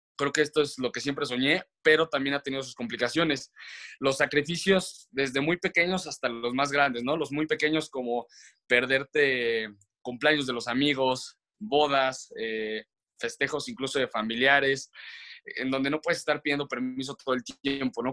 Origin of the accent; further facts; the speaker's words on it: León, Guanajuato, Mexico; moved away as an adult; crecí en León, en León, Guanajuato, y estuve estudiando allá hasta la prepa